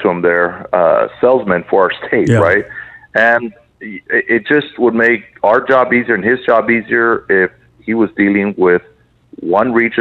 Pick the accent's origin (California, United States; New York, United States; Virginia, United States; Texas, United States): Texas, United States; Port Isabel; moved away as an adult; also born or lived in Brownsville, Texas; now in Edinburg, United States; Well, I was born in Brownsville, and I was raised in Port Isabel.